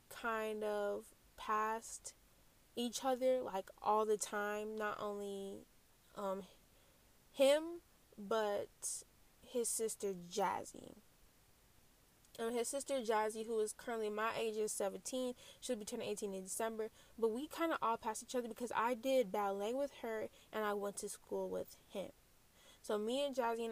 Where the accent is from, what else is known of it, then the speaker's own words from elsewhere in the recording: Lansing, Michigan, United States; also born or lived in Flint, Michigan; Ever since we moved from Flint to Lansing, we pretty much stayed in one house for 12 years.